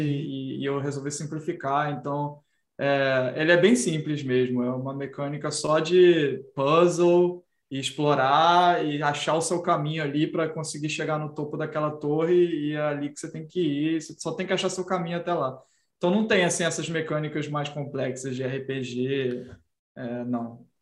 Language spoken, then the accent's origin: Portuguese; Brazil; a minha própria personalidade como brasileiro